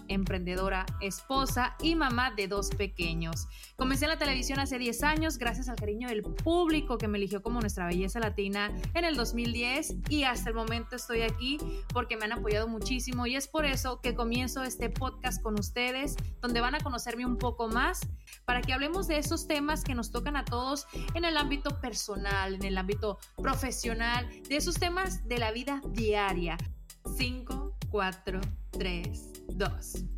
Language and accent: Spanish; Mexico; moved away as an adult; now in United States; Yo soy mexicana, tengo 33 años, más de 10 años viviendo en los Estados Unidos